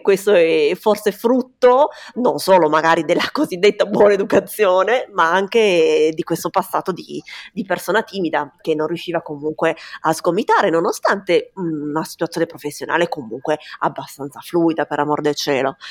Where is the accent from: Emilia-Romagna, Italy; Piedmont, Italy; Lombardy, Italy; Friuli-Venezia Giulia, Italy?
Piedmont, Italy; Turin; io sono di Torino